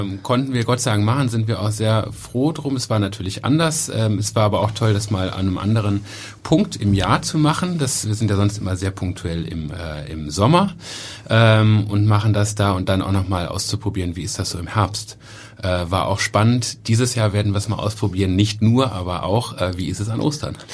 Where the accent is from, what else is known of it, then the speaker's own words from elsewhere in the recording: Cologne, North Rhine-Westphalia, Germany; ich bin selber in Köln geboren